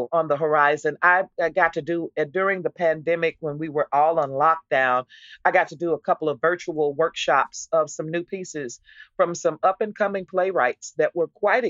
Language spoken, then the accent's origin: English; Texas, United States; I was from Texas